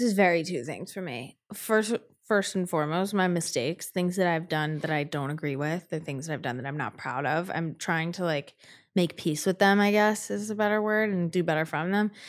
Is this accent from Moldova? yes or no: no; North Carolina, United States; I grew up in North Carolina. I grew up in the South.